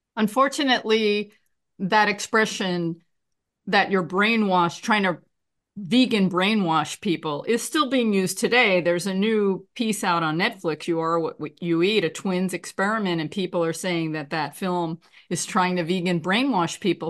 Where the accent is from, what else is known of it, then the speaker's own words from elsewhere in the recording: New York, United States; I'm from New York